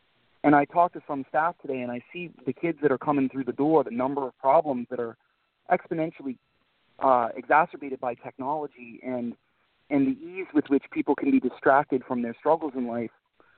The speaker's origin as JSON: {"language": "English", "region": "Northern Maine", "country": "United States", "tie": "born or raised there", "said": "I grew up in Northern Maine in a relatively affluent community for Northern Maine."}